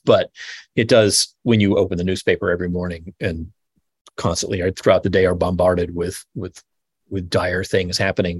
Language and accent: English; Texas, United States; born there; I mean, I was born in Texas.